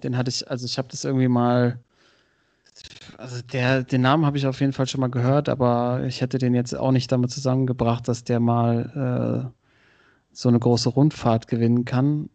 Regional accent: Oppenrod, Hesse, Germany; die Kartbahn aus meinem Heimatdorf Oppenroth

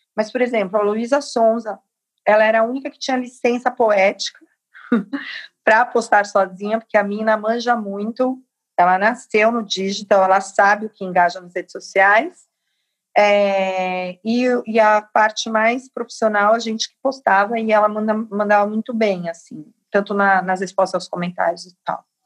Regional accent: São Paulo, Brazil; Capão Redondo, que é a minha quebrada

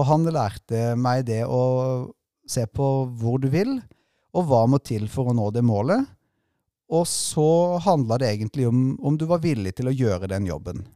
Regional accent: Sørlandet, Southern Norway, Norway; moved away; kom fra en korpsbygd hjemme på Sørlandet

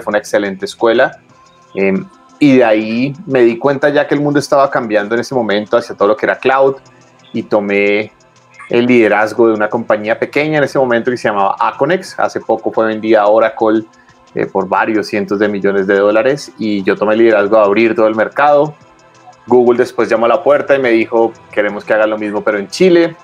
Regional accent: Colombia; yo soy colombiano

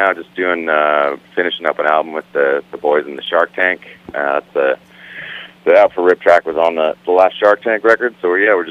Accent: Kingston, Ontario, Canada; accent: hoser; I grew up in Ontario, Canada, a town called Kingston.

